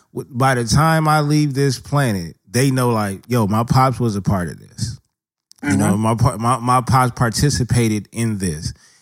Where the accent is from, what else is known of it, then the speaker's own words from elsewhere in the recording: Los Angeles, California, United States; we grew up in South Central LA.